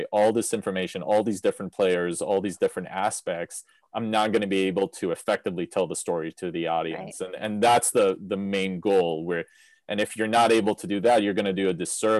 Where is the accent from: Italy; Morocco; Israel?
Israel; moved away; I grew up in Israel, so, you know, I come from the Middle East